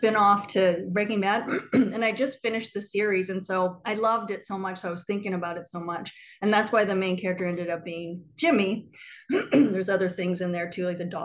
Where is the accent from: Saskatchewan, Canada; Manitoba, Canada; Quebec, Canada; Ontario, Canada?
Ontario, Canada; small town in Northwestern; also born or lived in New York; now in Brooklyn, United States; I'm originally from Canada, actually. I'm from like a really small town in Northwestern Ontario, sort of like 30 minutes from the Minnesota border